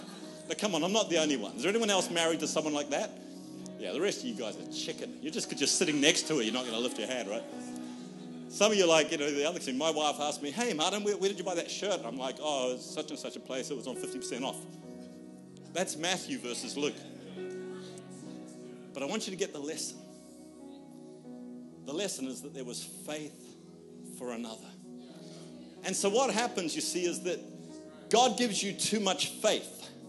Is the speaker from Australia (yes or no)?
yes; Australia; because we're Australian, therefore we're very introverted.